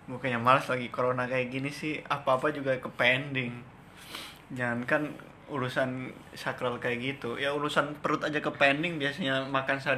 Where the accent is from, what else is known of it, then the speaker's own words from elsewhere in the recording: Yogyakarta, Special Region of Yogyakarta, Indonesia; Ya tetep lah kan gue orang Jogja.